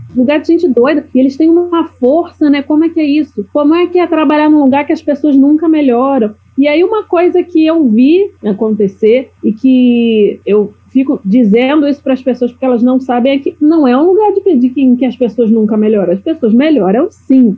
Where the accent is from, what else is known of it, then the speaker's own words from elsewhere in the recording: Rio de Janeiro, Brazil; now in Florianópolis, Brazil; Rio de Janeiro, que é de onde eu sou. Hoje eu vivo em Florianópolis